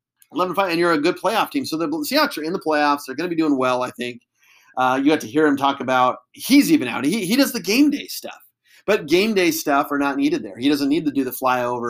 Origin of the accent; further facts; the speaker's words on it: Eugene, Oregon, United States; I grew up in Eugene.